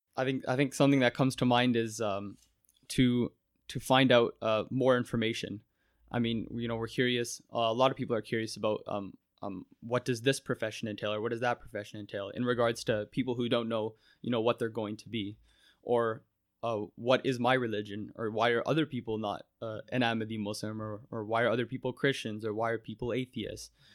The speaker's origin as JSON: {"language": "English", "town": "Mississauga", "region": "Ontario", "country": "Canada", "tie": "born or raised there", "said": "growing up in Mississauga is, is the only world I've really known"}